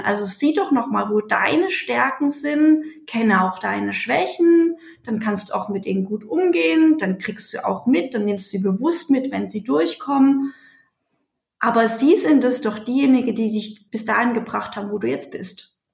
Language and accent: German; Leipzig, Saxony, Germany; Ich war 14, ich bin in Leipzig geboren, war 14, als die Mauer gefallen ist